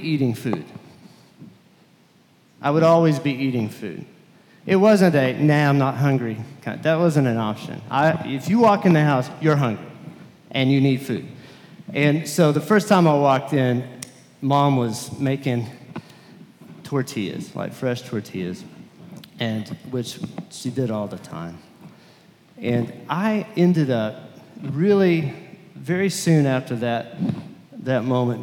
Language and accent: English; Lubbock, Texas, United States; I was from Lubbock, Texas, and very different from this area